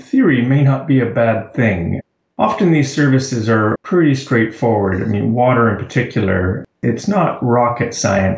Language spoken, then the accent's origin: English; Canada; I'm Canadian and based in Kingston